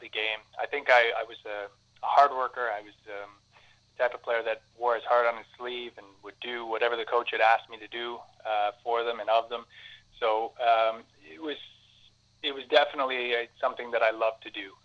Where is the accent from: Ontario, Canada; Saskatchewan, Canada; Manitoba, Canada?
Ontario, Canada; Cambridge; I was I grew up and played in Cambridge.